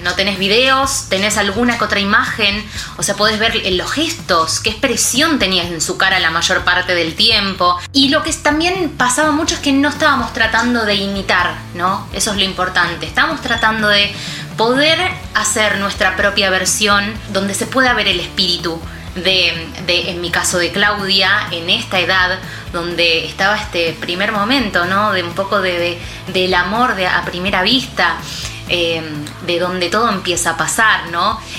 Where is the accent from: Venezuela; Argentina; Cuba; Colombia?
Argentina; lo que somos los argentinos